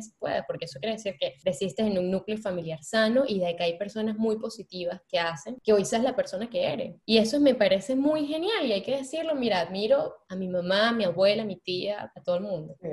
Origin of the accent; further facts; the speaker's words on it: Venezuela; moved away; yo como buena venezolana